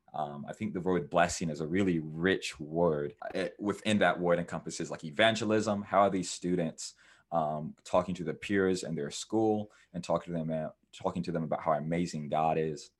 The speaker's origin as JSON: {"language": "English", "town": "Cedar Rapids", "region": "Iowa", "country": "United States", "tie": "born or raised there", "also_born_or_lived": "North Carolina", "said": "I am from um, Cedar Rapids, Iowa. I was born in North Carolina, and my family had moved out to Iowa, which is in the Midwest in the USA. And so I grew up around cornfields and different things in Iowa."}